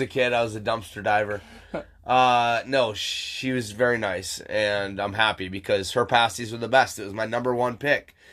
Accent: Michigan, United States; moved away; Michigan, my hometown

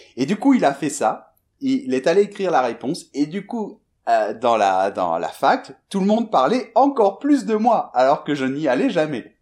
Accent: Bordeaux, Nouvelle-Aquitaine, France; moved away as an adult; also born or lived in Madrid; je suis né en France, je suis de Bordeaux à la base

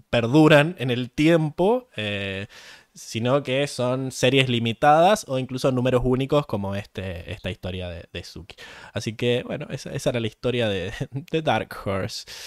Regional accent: Mendoza, Argentina; nosotros somos de Mendoza. De Mendoza.

